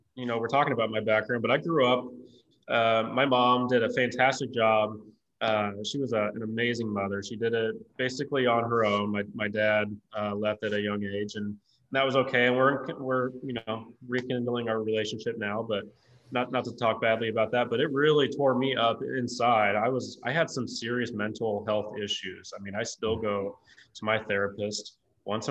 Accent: Lee's Summit, Missouri, United States; I was born and raised in Lee Summit, Missouri.

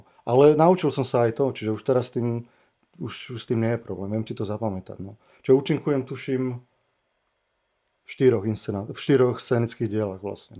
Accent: Žilina, Žilina Region, Slovakia; also born or lived in Liptovský Mikuláš; som sa narodil v Mikuláši a od, od, odišli sme do Žiliny a odtedy tam žijem. No. Čiže ja som Žilinčan

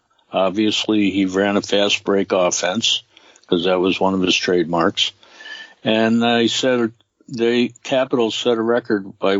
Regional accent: New York City, New York, United States; I'm from Brooklyn, just like Red.

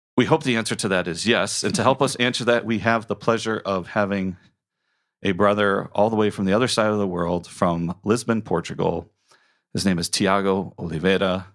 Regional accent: Colombia; now in Chicago, United States; Bogota from my home country

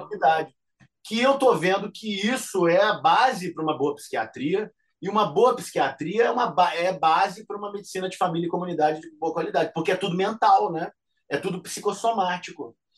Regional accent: Rio de Janeiro, Brazil; also born or lived in Niterói / Canada; eu saí de Realengo para estudar, fui, né, saí da Coab de Realengo e aí fui para é, Niterói

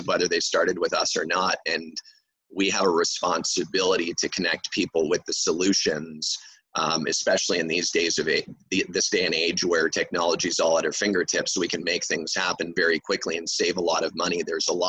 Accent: Montreal, Quebec, Canada; first language English; I'm from Montreal, Quebec, Canada

